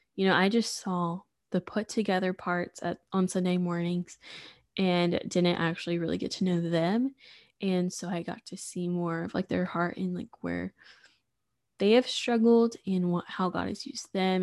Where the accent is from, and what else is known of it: Sulphur Springs, Texas, United States; also born or lived in Waco